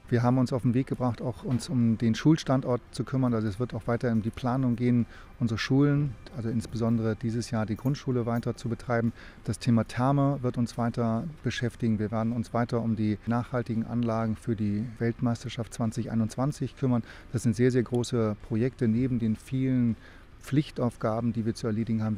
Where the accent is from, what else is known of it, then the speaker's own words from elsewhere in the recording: Northern Germany, Germany; now in Oberstdorf, Germany; wenn man als Norddeutscher hierher kommt